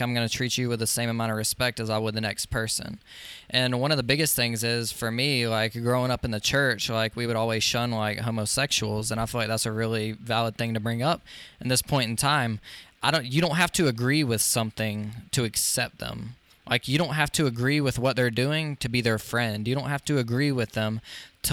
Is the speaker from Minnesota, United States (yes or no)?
no; Social Circle, Georgia, United States; my hometown of Social Circle, Georgia